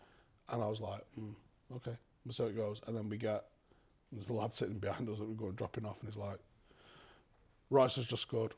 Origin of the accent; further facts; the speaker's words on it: Ghana; I'm Ghanaian, obviously